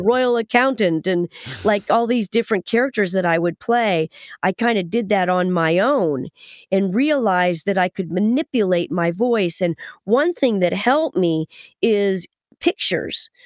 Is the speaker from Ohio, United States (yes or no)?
yes; Kettering, Ohio, United States; moved away; a native Buckeye, just like myself